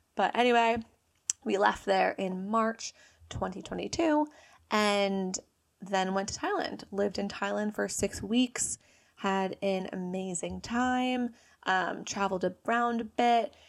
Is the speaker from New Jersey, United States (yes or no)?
yes; New Jersey, United States; accent: American; moved away as an adult; also born or lived in Bali; I'm from New Jersey. I'm forty-five minutes outside New York City